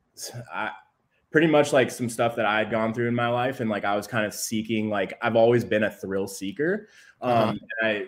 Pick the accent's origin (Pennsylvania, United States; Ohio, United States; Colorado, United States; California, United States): California, United States; San Diego; I'm from San Diego, so I make the hour commute every day